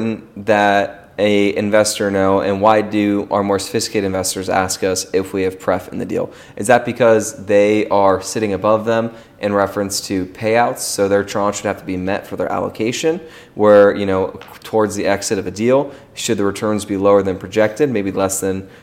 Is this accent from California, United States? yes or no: yes; Menlo Park, California, United States; I'm from Menlo Park